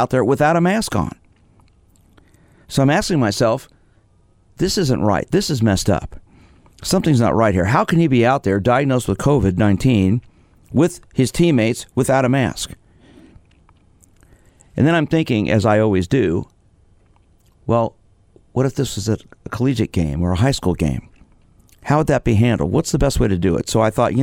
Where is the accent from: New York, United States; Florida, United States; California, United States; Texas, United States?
New York, United States; New York City; I was born in Brooklyn, so I guess I have that affinity still